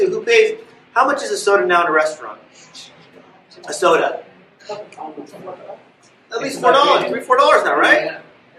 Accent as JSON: {"language": "English", "town": "Los Angeles", "region": "California", "country": "United States", "tie": "born or raised there", "said": "When I was a kid, I grew up in West LA, went to school in downtown"}